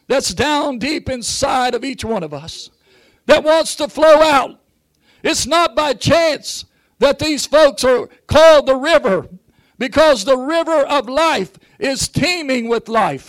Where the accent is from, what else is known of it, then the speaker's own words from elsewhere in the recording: Jackson, Ohio, United States; I'm from Jackson, Ohio